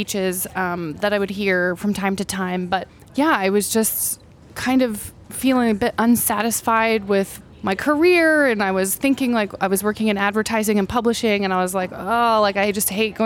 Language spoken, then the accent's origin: English; northeastern Oklahoma, United States; moved away as an adult; also born or lived in Stillwater, Oklahoma / Six Nations, Ontario, Canada; now in upstate New York, United States; I was born in Stillwater, Oklahoma, and I spent a bit of my childhood there. And then we moved up to northeastern Oklahoma / southwest Missouri